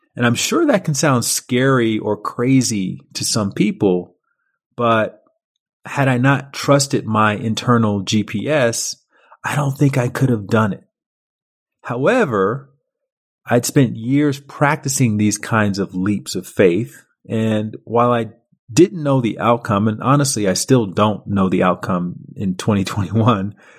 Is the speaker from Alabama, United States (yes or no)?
yes; Montgomery, Alabama, United States; moved away as an adult; also born or lived in Chicago / Paris; I was a kid from Montgomery, Alabama